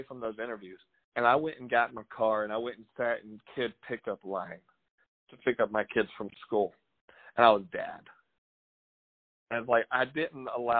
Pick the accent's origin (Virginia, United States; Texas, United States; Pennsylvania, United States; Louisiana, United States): Louisiana, United States; moved away; I'm from Louisiana, but I'm a local